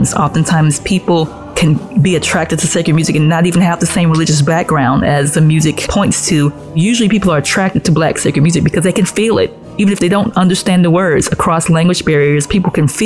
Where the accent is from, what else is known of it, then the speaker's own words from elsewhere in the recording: Atlanta, Georgia, United States; also born or lived in Marshallville, Georgia; even though I'm from Atlanta, we would go down every other week to have a church with my mom's family